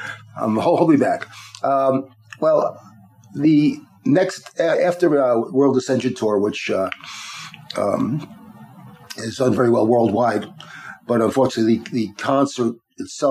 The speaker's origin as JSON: {"language": "English", "area": "Long Island", "region": "New York", "country": "United States", "tie": "born or raised there", "said": "I grew up in Long Island"}